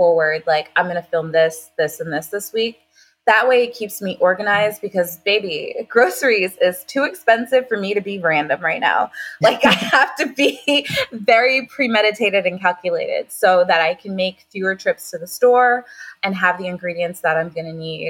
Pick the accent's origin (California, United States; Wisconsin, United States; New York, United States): New York, United States; Long Island; moved away as an adult; now in Florida, United States; I am originally from Long Island, New York